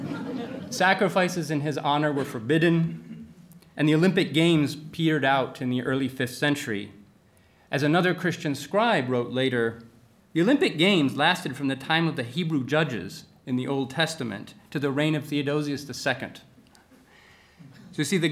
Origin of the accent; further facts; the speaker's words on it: Athens, Attica, Greece; my hometown of Athens